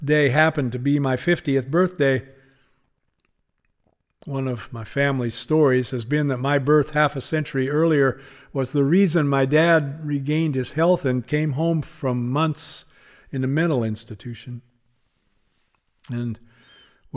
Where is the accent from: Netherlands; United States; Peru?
United States; Spokane, Washington; also born or lived in Seattle; my hometown of Spokane